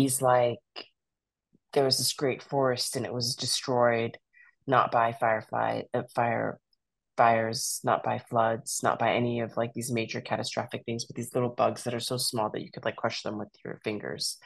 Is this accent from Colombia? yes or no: no; Iran; now in United States; I was born in Iran